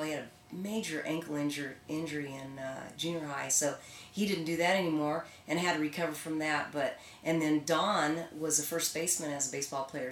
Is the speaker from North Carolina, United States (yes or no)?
no; Bartlesville, Oklahoma, United States; I grew up in Bartlesville, Oklahoma